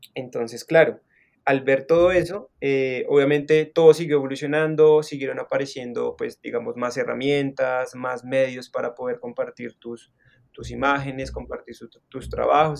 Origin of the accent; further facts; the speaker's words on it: Bogotá, Colombia; now in Zipaquirá, Colombia; soy de Bogotá, nací en Bogotá, y pues digamos, em, siempre me he movido como en, o crecí, digamos, en, la parte sur de la ciudad